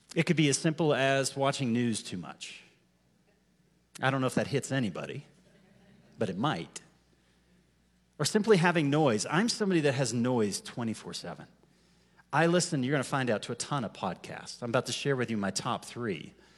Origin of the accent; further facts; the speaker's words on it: United States; I'm an American.